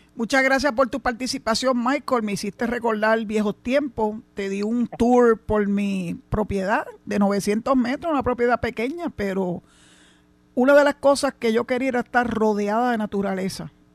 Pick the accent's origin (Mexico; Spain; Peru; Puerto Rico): Puerto Rico; San Juan; now in Cabo Rojo, Puerto Rico; yo nací y me crié en San Juan